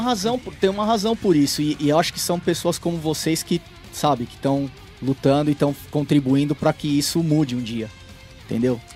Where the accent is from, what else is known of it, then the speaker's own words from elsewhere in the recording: Brazil; moved away as an adult; a gente não é europeu, nós somos brasileiros